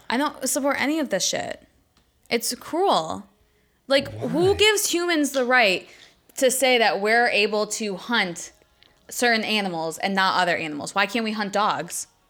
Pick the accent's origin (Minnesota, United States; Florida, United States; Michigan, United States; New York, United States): New York, United States; Buffalo; I'm from the seven one six